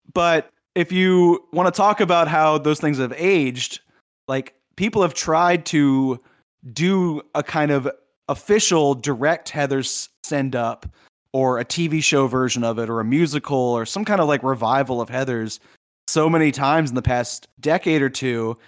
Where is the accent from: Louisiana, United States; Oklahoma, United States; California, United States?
Louisiana, United States; Southeast; I grew up in Southeast Louisiana where there are no hills